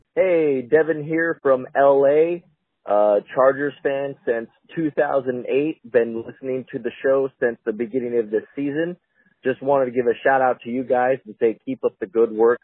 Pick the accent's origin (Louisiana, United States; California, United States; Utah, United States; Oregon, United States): California, United States; San Diego; I'm from San Diego, California